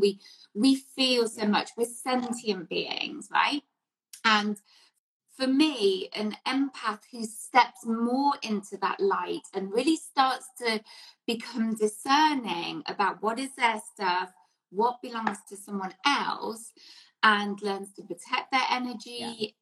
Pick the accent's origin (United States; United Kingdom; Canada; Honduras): United Kingdom; England; So, growing up in England, obviously, yeah. in the 70s and 80s